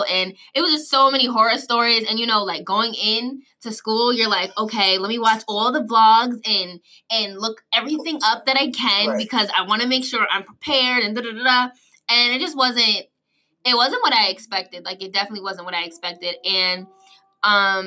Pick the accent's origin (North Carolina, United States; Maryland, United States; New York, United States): New York, United States; moved away as an adult; now in Atlanta, United States; I'm from New York, and I have family down in Atlanta